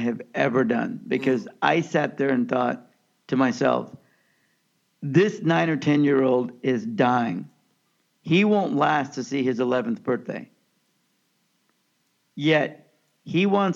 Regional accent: Kansas, United States; also born or lived in Pakistan; of Pakistani birth, and I grew up in Kansas

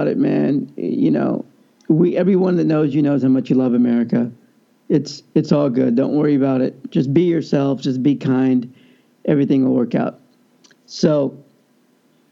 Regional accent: United States; also born or lived in Kansas City; I'm American

